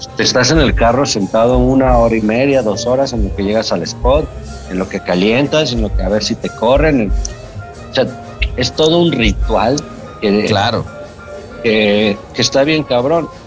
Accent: Guadalajara, Jalisco, Mexico; moved away as an adult; also born or lived in California

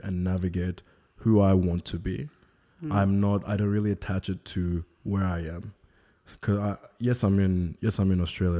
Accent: Nigeria; Being a Nigerian, I was the only black kid at my school.

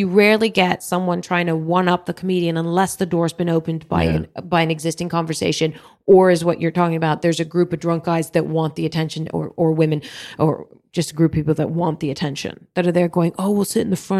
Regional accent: Philippines; I was gigging in Dubai, and I'm Filipino

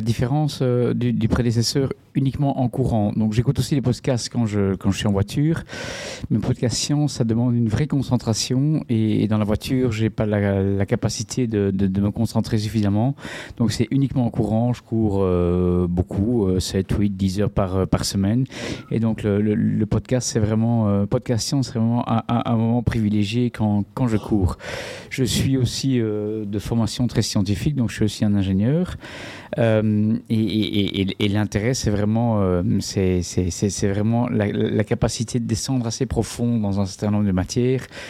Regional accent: Belgium; je viens de, de Belgique

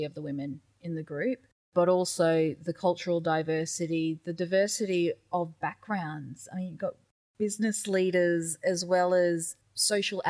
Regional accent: Daintree Rainforest, North Queensland, Australia; I'm Gugul Yalanji from the Daintree Rainforest

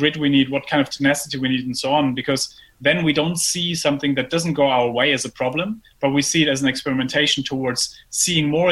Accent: Germany; moved away; I grew up in Germany and I then went to business school

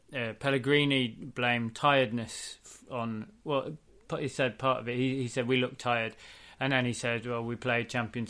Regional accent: England, United Kingdom; Not English blood, no. I'm born there.

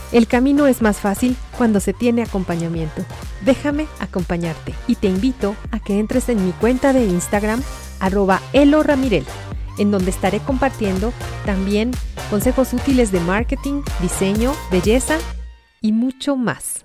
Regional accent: Mexico; Soy de México

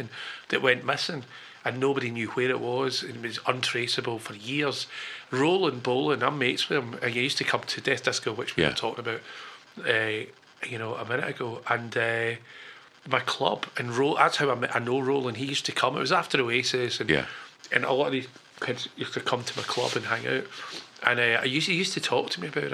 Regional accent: Glasgow, Scotland, United Kingdom; I was born in Glasgow.

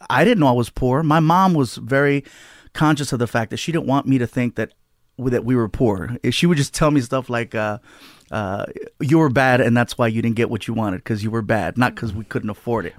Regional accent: Long Beach, California, United States; also born or lived in San Diego; Long Beach is where I grew up. Uh, I started off in San Diego, you know, lived, spent most of my life in Long Beach

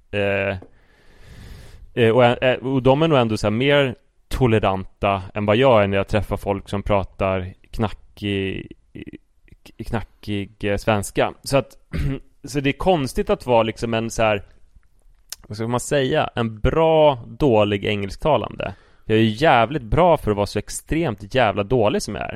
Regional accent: Sweden; om jag står för min svenskhet och pratar som en svensk

